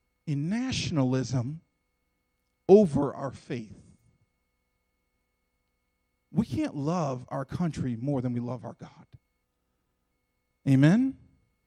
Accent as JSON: {"language": "English", "country": "United States", "said": "I'm an American. We're proud to be Americans, and we love being Americans"}